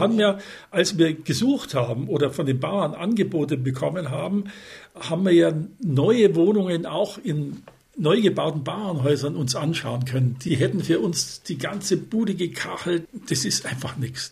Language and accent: German; Munich, Bavaria, Germany; als Münchner